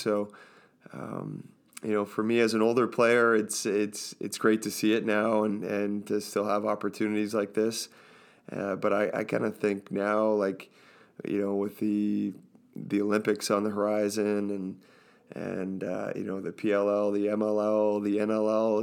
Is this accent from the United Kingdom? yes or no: no; Orangeville, Ontario, Canada; I grew up in Orangeville